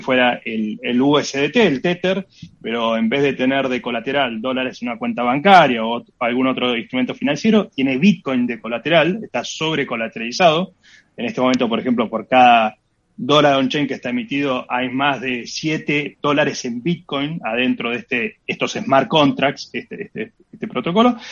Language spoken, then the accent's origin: Spanish; Argentina